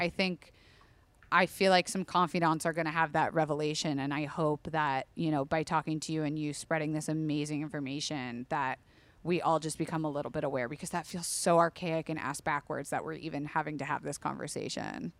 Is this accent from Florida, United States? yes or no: yes; Florida, United States; I am from Florida